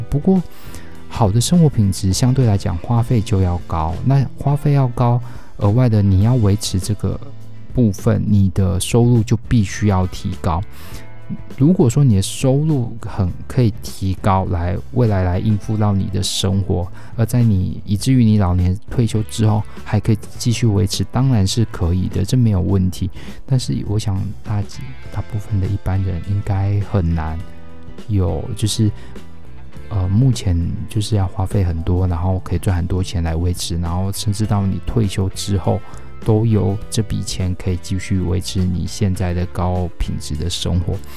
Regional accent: Taiwan; 我们是台湾人，我们活在台湾

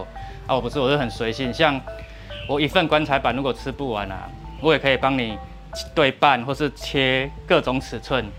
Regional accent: southern Taiwan, Taiwan; 吐司边啊就是阮下岗人嘛，Q 死啦！因为我们家乡啊，我阿公什么，我们都是务农的啊，

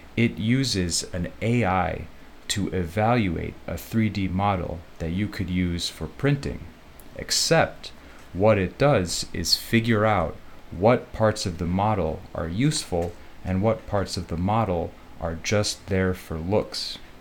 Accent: Chicago, Illinois, United States; now in Taoyuan, Taiwan; I am from Chicago and I got my degree in computer science.

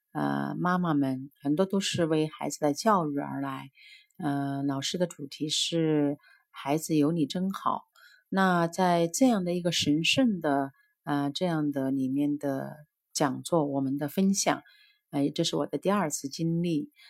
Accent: Changsha, Hunan, China; 我的故乡，湖南

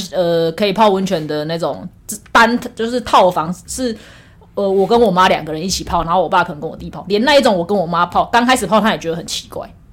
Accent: Taiwan; first language Taiwanese Hokkien; now in Taipei, Taiwan; 因为我从小是在就是讲， 就是讲台语长大的啦，我们家的环境都是讲台语。虽然我觉得我上台北之后台语已经退步很多了

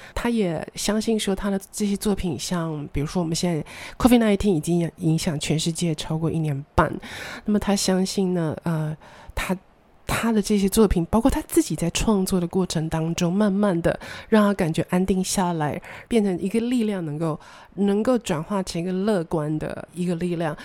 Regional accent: Taichung, Taiwan; moved away as an adult; also born or lived in Taipei; 我们老家的二楼的大客厅放着我的两台演奏型的钢琴

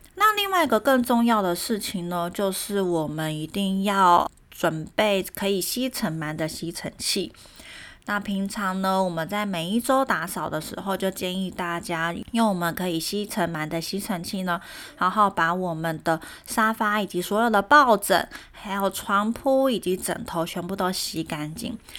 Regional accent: Taiwan; also born or lived in Germany; 我们台湾人

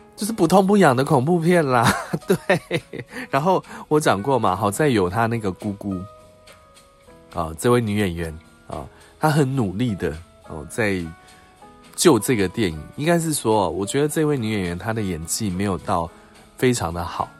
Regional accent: Taiwan; 我们台湾这边

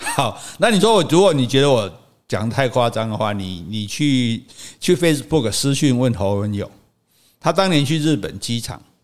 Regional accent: Taiwan; 这也可能是全亚洲，是全世界唯一比我们台湾人还不会讲英语的。

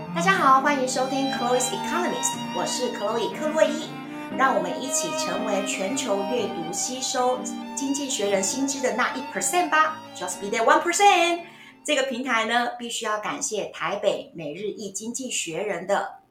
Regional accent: Taiwan; 我们台湾人其实很遵从日本的养生

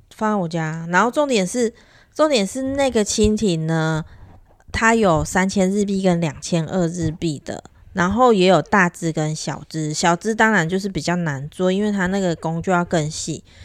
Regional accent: Taiwan; 我们是台湾人嘛

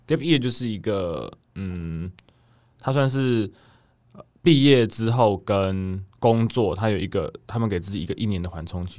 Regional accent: Taiwan; 我说哦对啊，我是台湾人，

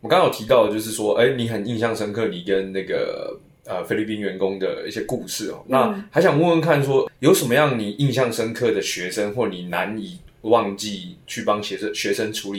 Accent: Malaysia; accent: Malaysian; 我们其实讲的就是马来西亚腔啊。

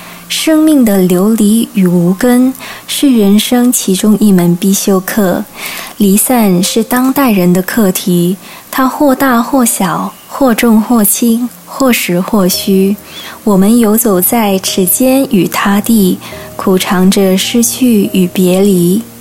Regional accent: Hong Kong; moved away as an adult; now in Taiwan; 香港是我的家乡

